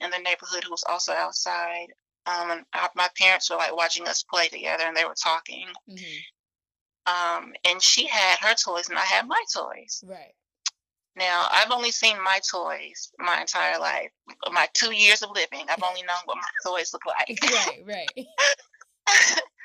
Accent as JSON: {"language": "English", "region": "the South", "country": "United States", "tie": "born or raised there", "said": "growing up in the South"}